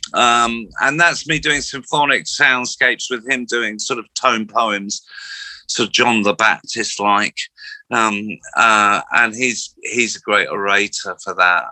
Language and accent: English; Slough, South East England, United Kingdom; I grew up in Slough